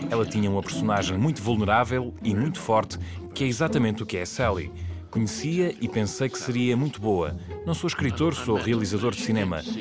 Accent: Leicester, East Midlands, United Kingdom; Eu sou de Leicester

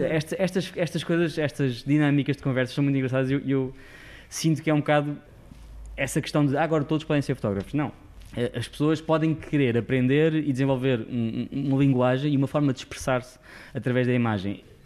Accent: Sintra, Lisbon, Portugal; moved away as an adult; now in Lisbon, Portugal; não sou de Lisboa, vivi em Sintra a minha vida toda, depois fui para fora

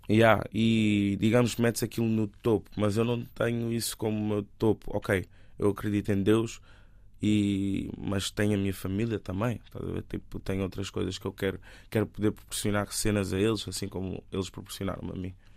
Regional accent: Lisbon, Portugal; born or raised there; also born or lived in Benguela, Angola

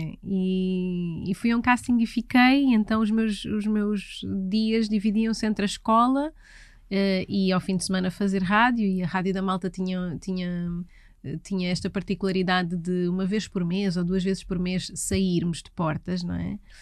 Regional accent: Oeiras, Lisbon, Portugal; also born or lived in Carcavelos / Parede; eu nasci em Oeiras, na extinta maternidade de Oeiras, no dia 18 de janeiro de 1983.

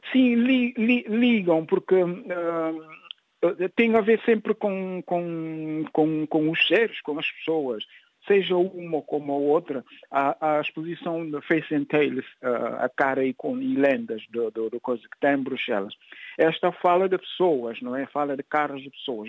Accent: São Domingos, Cacheu, Guinea-Bissau; moved away as an adult; now in France; minha terra natal

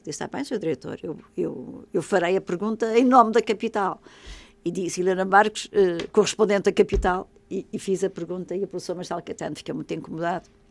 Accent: Madeira, Portugal; quando eu era jovem, na Madeira não havia, não havia aeroporto

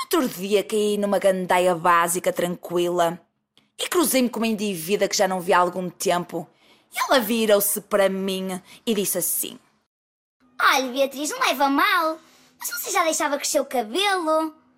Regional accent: Porto, Norte, Portugal; accent: Porto accent; eu falo em nome dos portuenses e do pessoal do Norte que se sente injustiçado e é chamado de bimbo, e é chamado de parolo, e é chamado de trabinca só porque tem um sotaque forte

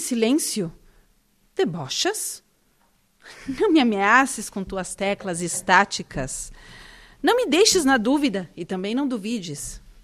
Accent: Porto Alegre, Rio Grande do Sul, Brazil; eu venho de Porto Alegre, do sul do Brasil

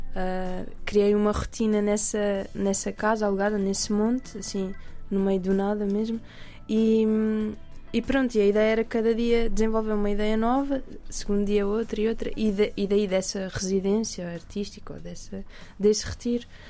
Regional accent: Alentejo, Portugal; eu cresci no Alentejo

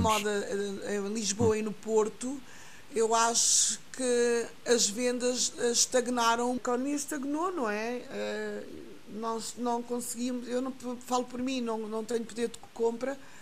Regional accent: Guinea-Bissau; now in Portugal; minha terra natal, que é a Guiné-Bissau

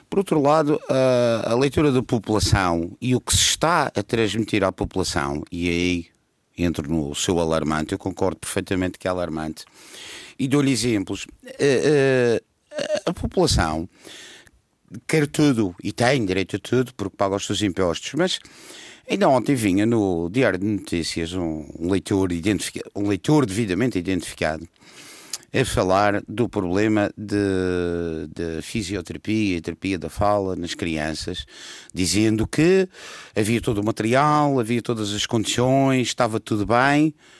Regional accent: Madeira, Portugal; como madeirense, muito madeirense que sou

